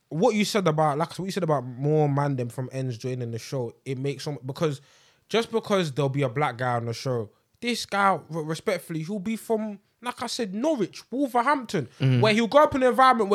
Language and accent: English; Ghana; Because I'm from Ghana, but one's from Ghana, one's from Senegal, that's you're my sister.